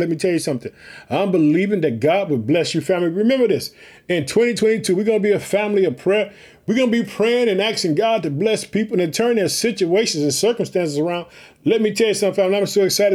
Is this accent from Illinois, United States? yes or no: yes; Illinois, United States; also born or lived in Chicago, United States; Illinois, which is my home state. I live in the city of Chicago.